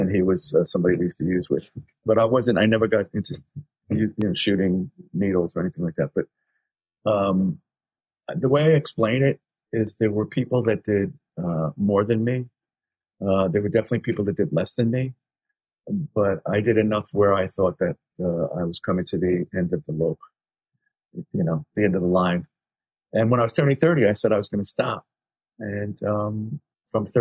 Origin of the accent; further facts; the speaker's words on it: New York City, New York, United States; also born or lived in Queens; I was only 13, you know, and then we moved from the Bronx to Queens